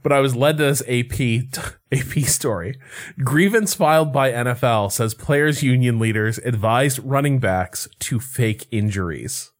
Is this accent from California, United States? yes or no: no; Chicago, Illinois, United States; moved away; also born or lived in Boston; I'm from Chicago